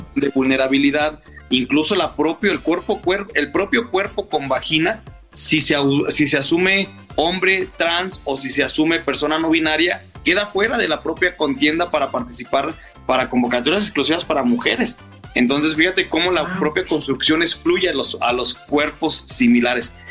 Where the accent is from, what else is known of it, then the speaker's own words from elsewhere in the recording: Saltillo, Coahuila, Mexico; moved away as an adult; now in Aguascalientes, Mexico; yo soy originaria de Saltillo, Coahuila, tengo 12 años viviendo en Aguascalientes